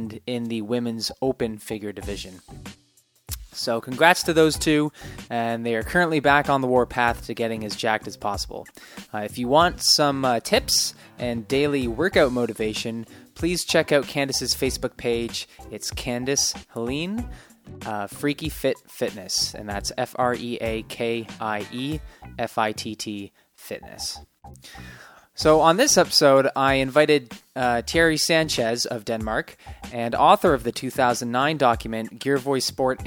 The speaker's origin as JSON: {"language": "English", "town": "London", "region": "Ontario", "country": "Canada", "tie": "born or raised there", "moved": "yes", "lives_now": "Nanaimo, Canada", "said": "I did some traveling back to my hometown in London, Ontario"}